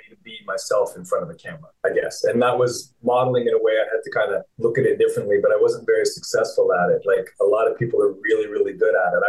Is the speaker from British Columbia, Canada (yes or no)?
no; St. Albert, Alberta, Canada; moved away as an adult; now in California, United States; growing up in St. Albert, little town connected to Edmonton, was a wonderful place to grow up.